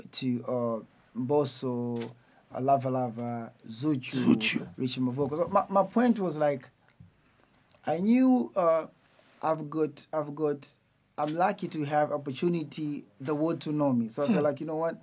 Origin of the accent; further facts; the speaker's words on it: Dar es Salaam, Tanzania; I am from Tandale